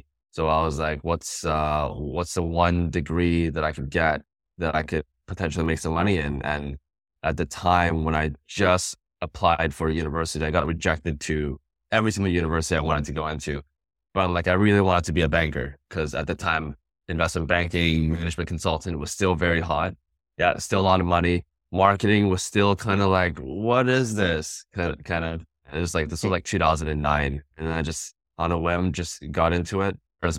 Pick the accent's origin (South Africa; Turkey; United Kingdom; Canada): Canada; Vancouver, British Columbia; Born and raised in Vancouver, British Columbia.